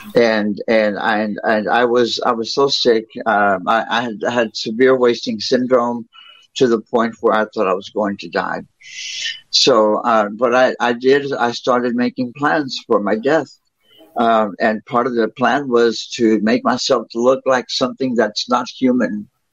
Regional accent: South Texas, United States; moved away; I'm from South Texas. That's where I was born. That's where I was raised by my grandparents.

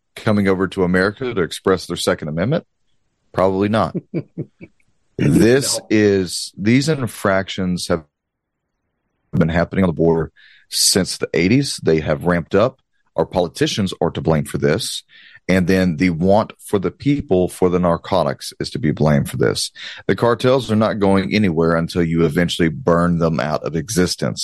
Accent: Southeast Texas, United States; I'm a good old country boy, I'm a Cajun from Southeast Texas

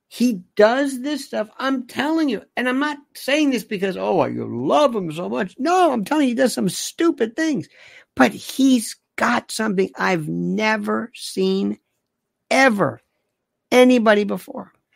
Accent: United States; I'm very proud to say that I am an American.

